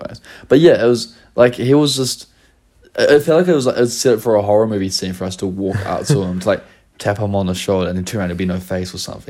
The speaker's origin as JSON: {"language": "English", "country": "New Zealand", "accent": "Kiwi", "said": "I'm someone from New Zealand with a Kiwi accent talking"}